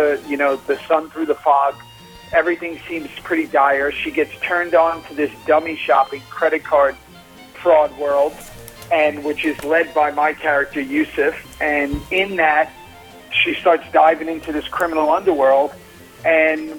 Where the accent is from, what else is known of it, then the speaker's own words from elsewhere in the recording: New York City, New York, United States; now in Austin, United States; growing up in Staten Island in the 80s